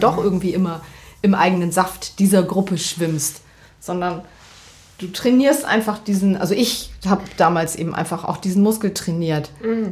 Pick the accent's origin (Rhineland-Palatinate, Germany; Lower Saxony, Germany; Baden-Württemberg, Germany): Lower Saxony, Germany; Verden an der Aller; moved away as an adult; now in Hamburg, Germany; ich komme aus Pferden das ist für diejenigen, die das nicht kennen, zwischen Bremen und Hannover, Pferden